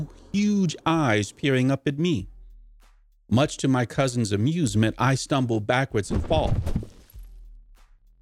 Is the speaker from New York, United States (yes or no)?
no; Boston, Massachusetts, United States; also born or lived in North Carolina; I was born in North Carolina, but my first recollections in life are growing up in Boston, Mass